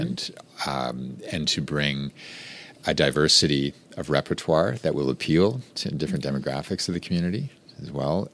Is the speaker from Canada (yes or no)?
yes; Rocky Mountains, Western Canada, Canada; moved away as an adult; now in Baton Rouge, United States; I grew up in Western Canada in the Rocky Mountains